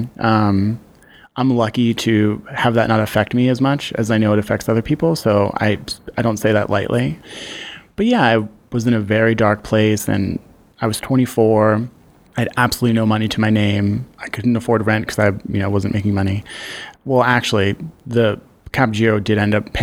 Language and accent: English; Philadelphia, Pennsylvania, United States; I grew up on Belgrade Street between Norris and Susquehanna.